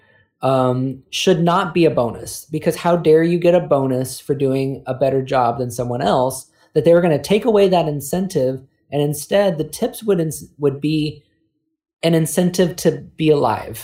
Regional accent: California, United States; now in South Carolina, United States; growing up in California

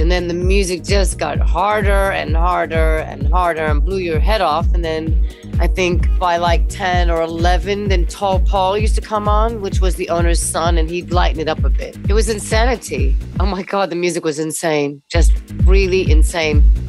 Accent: East Coast, United States; moved away as an adult; now in London, United Kingdom; I am an American living in London since 1990.

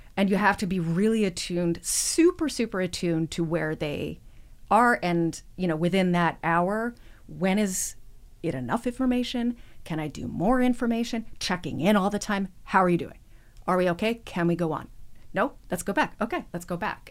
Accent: Edmonton, Alberta, Canada; also born or lived in Toronto area; I was born outside of Toronto, but I grew up in Edmonton

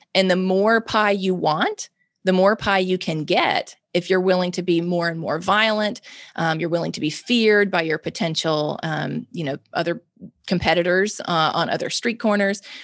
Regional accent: Mississippi, United States; I'm born and raised in Mississippi, lived in Mississippi my whole life

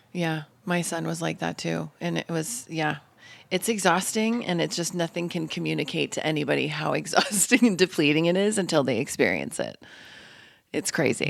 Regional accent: Denver, Colorado, United States; I'm from Denver

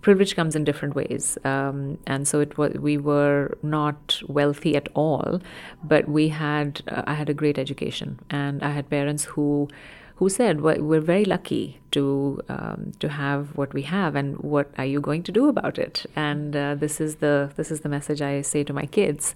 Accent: India; moved away; I grew up in India

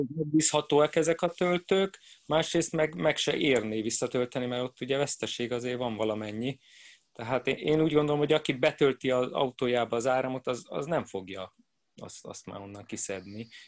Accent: Budapest, Hungary; én budapesti vagyok

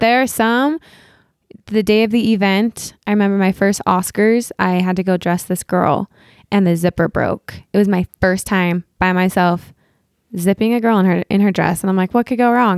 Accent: Utah, United States; moved away as an adult; also born or lived in Los Angeles; I was born and raised here in Utah

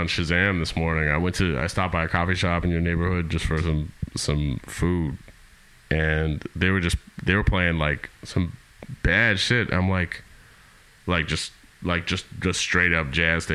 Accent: Winnipeg, Manitoba, Canada; we're from Winnipeg. We're all from Winnipeg.

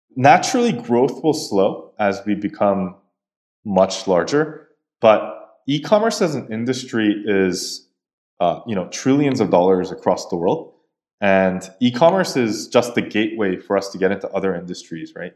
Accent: East Coast of the United States, United States; moved away as an adult; now in South Korea; So, I grew up in the States for most of my life, uh, in the East Coast. And in two thousand ten, I came back to Korea where I was born.

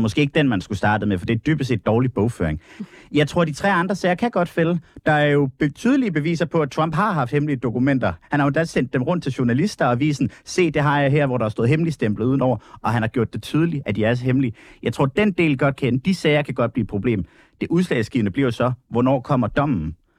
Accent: Denmark

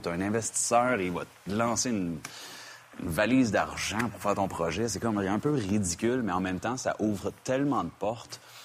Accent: Quebec, Canada; now in United States; je suis canadien et québécois

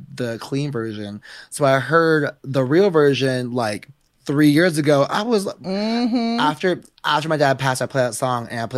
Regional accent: the Bay Area, California, United States; I'm just a kid who grew up in the Bay

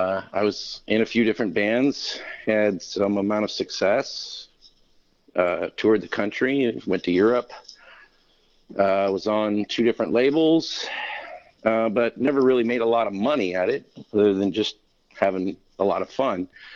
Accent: Kentucky, United States; also born or lived in Florida / Arkansas / Washington / California; Well, mostly I grew up in Kentucky, but I kind of moved around a bit while I was there. I lived in Florida for a while. I lived in Arkansas for a while.

